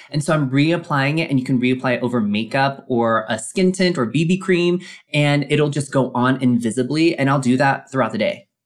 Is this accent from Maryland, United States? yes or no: no; Colorado Springs, Colorado, United States; growing up in Colorado Springs, Colorado, as the lone Asian American kid